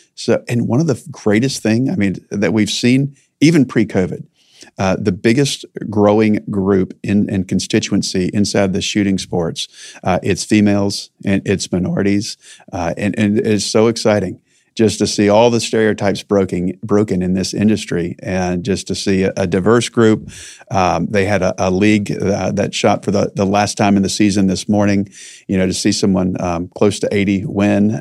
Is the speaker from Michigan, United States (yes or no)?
no; North Carolina, United States; I was born in North Carolina